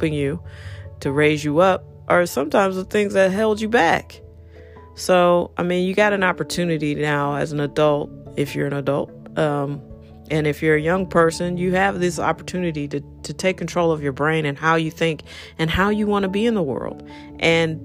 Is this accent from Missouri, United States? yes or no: yes; St. Louis, Missouri, United States; I'm from here